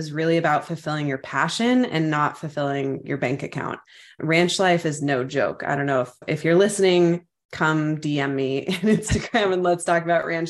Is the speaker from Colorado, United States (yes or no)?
yes; Colorado, United States; moved away; I'm from Colorado. I'm a rancher's daughter. I grew up on a cattle ranch.